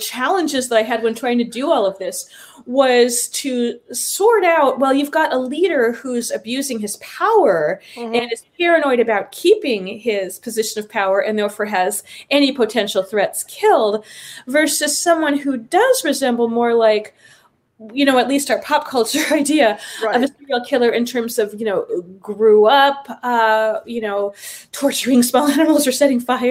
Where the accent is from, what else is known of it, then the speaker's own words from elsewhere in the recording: Los Angeles, California, United States; now in Amherst, United States; I'm from the southern part, Los Angeles